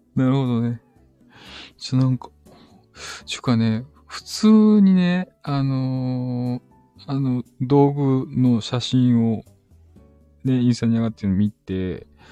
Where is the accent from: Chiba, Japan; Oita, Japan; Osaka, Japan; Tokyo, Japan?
Osaka, Japan; うちも大阪人やった